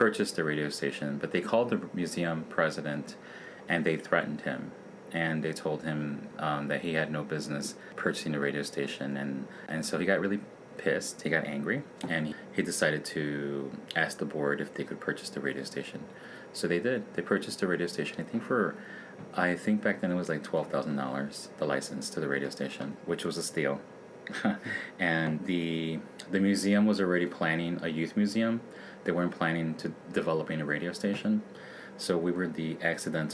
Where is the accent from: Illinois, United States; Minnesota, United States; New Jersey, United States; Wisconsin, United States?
Illinois, United States; Chicago; I grew up in Little Village